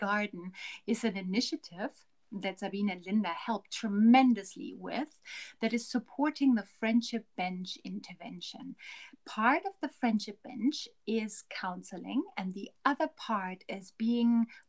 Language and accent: English; West Germany, Germany; now in Harare, Zimbabwe; I'm also originally from Germany, but from West Germany